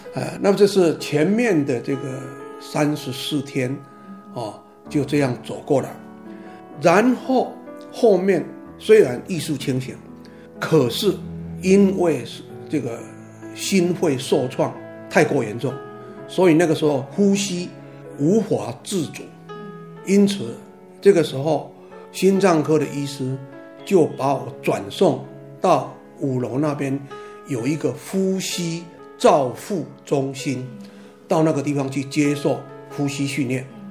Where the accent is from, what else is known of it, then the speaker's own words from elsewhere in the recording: Taiwan; 我们台湾话有一句话这样讲